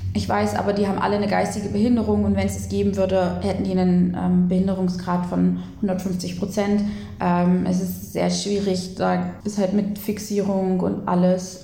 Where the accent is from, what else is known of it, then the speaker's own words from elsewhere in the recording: Lutherstadt Eisleben, Saxony-Anhalt, Germany; Ich komme eigentlich aus Lutherstadt Eisleben